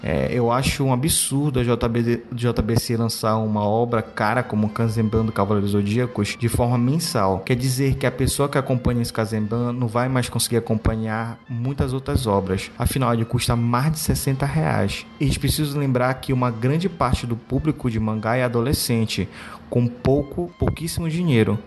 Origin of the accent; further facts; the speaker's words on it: Belém, Pará, Brazil; sou de Belém do Pará.